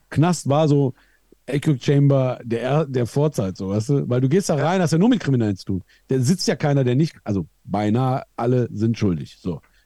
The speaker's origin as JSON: {"language": "German", "country": "Iran", "moved": "yes", "said": "Ich komme aus dem Iran"}